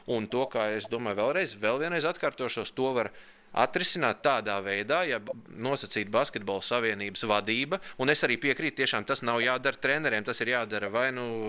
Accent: Latvia; mēs esam latvieši

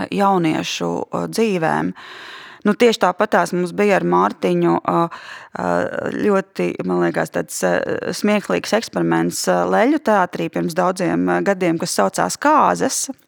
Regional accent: Latvia; ko mēs kā latvieši šobrīd, te un tagad

